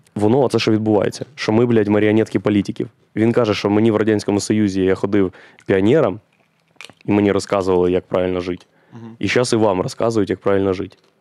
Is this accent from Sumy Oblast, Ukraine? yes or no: no; Boryspil, Kyiv Oblast, Ukraine; Я ж з Борисполя, а це повітряні ворота України і у нас там дві льотних частини, і аеропорт